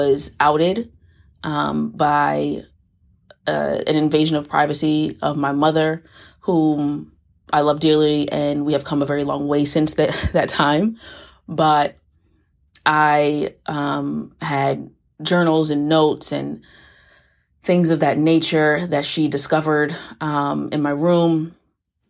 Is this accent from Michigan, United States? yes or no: no; New York City, New York, United States; moved away; also born or lived in Florida; I'm originally from the Bronx, had a pit stop in Florida between Palm Beach and Tampa, which molded me into partially the person I am today, and now I'm back in the Bronx